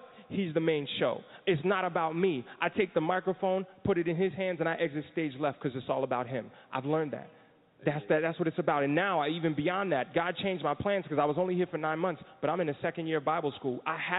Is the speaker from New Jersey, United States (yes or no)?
yes; New Jersey, United States; now in Florida, United States; I'm from New Jersey